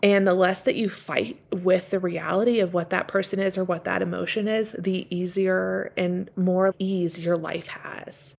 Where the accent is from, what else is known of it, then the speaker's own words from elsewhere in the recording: Washington, United States; growing up in Washington